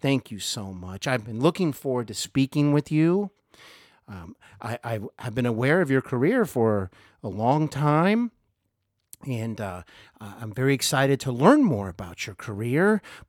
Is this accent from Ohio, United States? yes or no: yes; Cincinnati, Ohio, United States; I'm here in Cincinnati, Ohio, my hometown